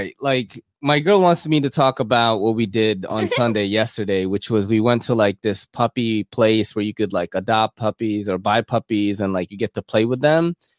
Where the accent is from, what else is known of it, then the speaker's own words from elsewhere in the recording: Philippines; moved away; I was born in the Philippines